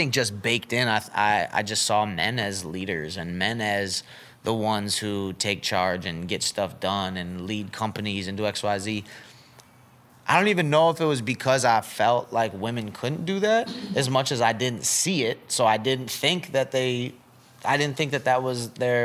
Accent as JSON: {"language": "English", "town": "Syracuse", "region": "New York", "country": "United States", "tie": "born or raised there", "said": "I grew up in Syracuse, and it's, like, a very diverse city"}